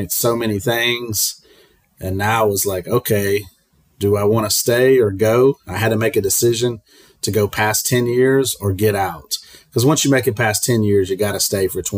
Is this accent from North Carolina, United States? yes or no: yes; North Carolina, United States; moved away as an adult; also born or lived in New Mexico / Germany / Nebraska; I grew up in North Carolina, moved around